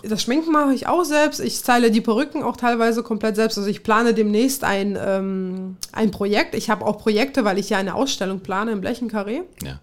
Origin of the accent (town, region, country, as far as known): Kazakhstan; born or raised there; also born or lived in Tajikistan; now in Germany